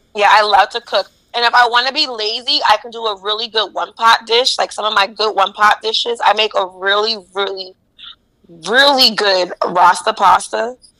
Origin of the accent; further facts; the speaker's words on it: East Orange, New Jersey, United States; I'm from East Orange, so I don't think East Orange is rough at all